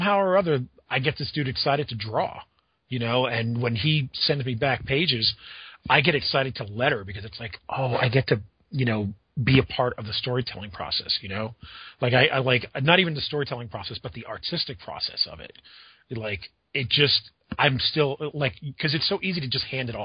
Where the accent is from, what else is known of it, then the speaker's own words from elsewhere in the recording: Pennsylvania, United States; I grew up in Pennsylvania